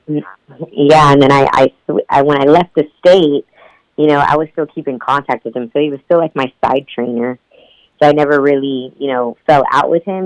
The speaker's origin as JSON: {"language": "English", "town": "Houston", "region": "Texas", "country": "United States", "tie": "born or raised there", "said": "I was born and raised in Houston, Texas"}